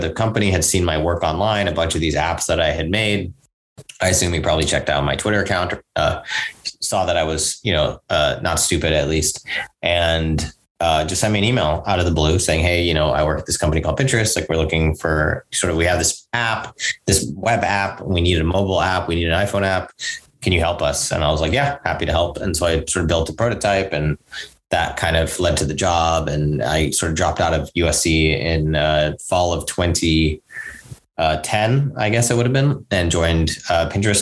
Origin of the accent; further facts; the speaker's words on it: Singapore; also born or lived in New York, United States / India (ancestry); mostly grew up in Singapore